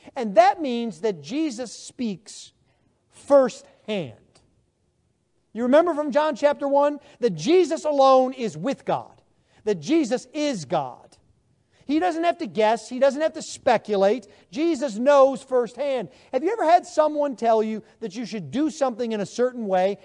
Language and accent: English; Buffalo, New York, United States; moved away as an adult; now in Texas, United States; I am from Buffalo, New York. I've lived now in Texas Not quite, but almost twenty years.